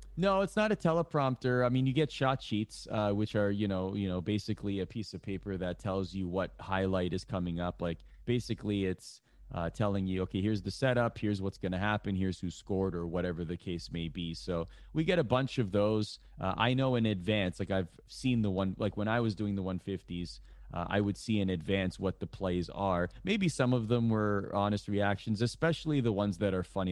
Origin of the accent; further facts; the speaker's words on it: Toronto, Ontario, Canada; I grew up in Canada